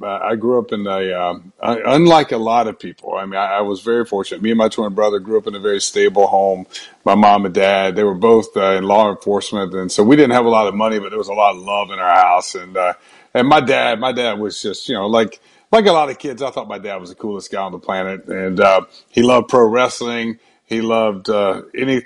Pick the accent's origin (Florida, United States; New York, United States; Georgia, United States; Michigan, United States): Georgia, United States; Brunswick; moved away; also born or lived in Atlanta; I grew up in Brunswick, Georgia, about an hour north of Jacksonville